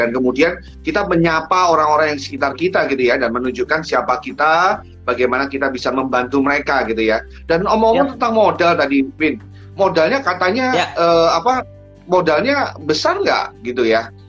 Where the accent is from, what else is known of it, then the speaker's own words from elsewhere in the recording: Surabaya, East Java, Indonesia; now in Jakarta, Indonesia; Surabaya dan saya uh, sekarang saya di Jakarta karena saya uh, mungkin harus bertugas di Jakarta.